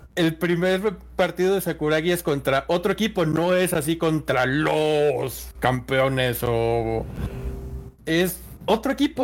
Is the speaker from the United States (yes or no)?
no; Mexico; yo también soy mexicano